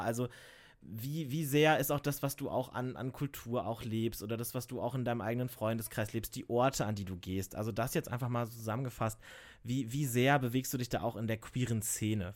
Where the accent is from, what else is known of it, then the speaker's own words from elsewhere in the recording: Lower Saxony, Germany; now in Cologne, Germany; Ich komme halt einfach auch aus Niedersachsen und nicht aus NRW, nicht aus dem Rheinland